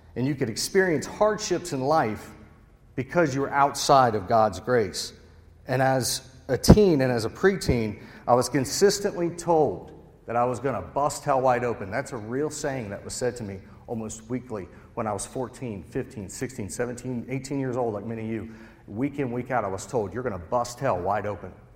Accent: Cincinnati, Ohio, United States; moved away as an adult; also born or lived in Charleston, West Virginia; now in West Virginia, United States; I'm originally from Cincinnati.

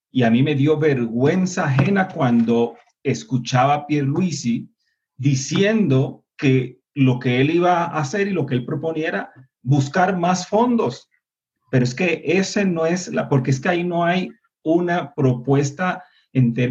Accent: Puerto Rico; porque nosotros como puertorriqueños, como puertorriqueñas y como seres humanos dignos no podemos prestarnos para justamente representar eh, lo que no somos, un pueblo de mendigos, de arrodillados

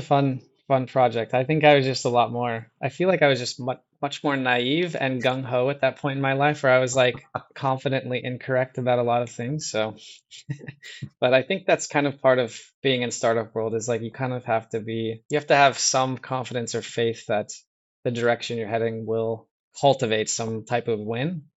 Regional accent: Midwest, United States; also born or lived in Iowa; I grew up in the Midwest as Well, I mean, I'm, I'm in Iowa right now

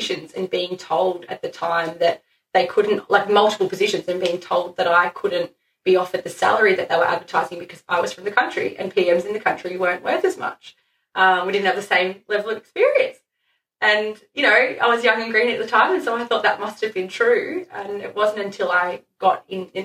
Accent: Shepparton, Victoria, Australia; I had ended up moving back to my hometown of Shepparton with my family

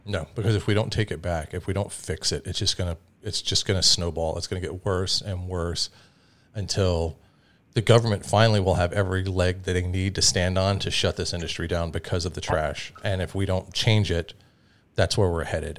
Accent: Atlanta, Georgia, United States; I grew up, like, in Georgia, in Atlanta, at one of, like, the hip-hop fucking meccas

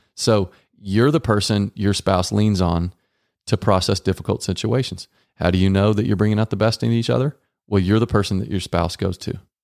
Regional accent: Texas, United States; Growing up in Texas

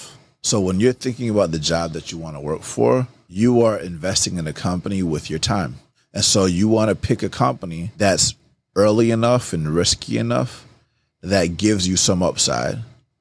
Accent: Atlanta, Georgia, United States; I grew up in Atlanta

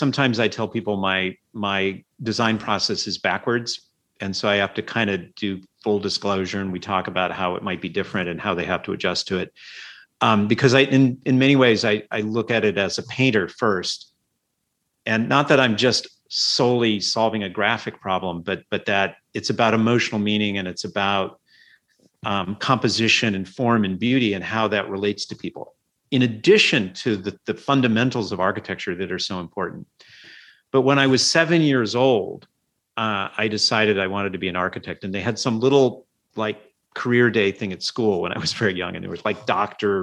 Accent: Illinois, United States; moved away as an adult; also born or lived in Champaign-Urbana, Illinois; now in San Francisco, United States; And then we moved across the state. So I grew up in a university town

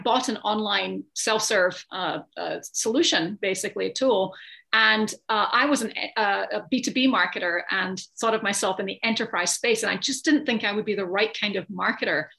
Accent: Scotland, United Kingdom; moved away as an adult; now in United States; I grew up in Scotland. I've been in the States for 20 years

